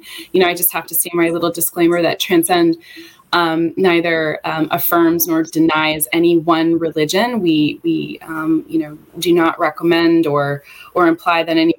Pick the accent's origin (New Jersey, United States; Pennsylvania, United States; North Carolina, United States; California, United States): North Carolina, United States; Charlotte; moved away as an adult; I am from the Charlotte area, was raised here.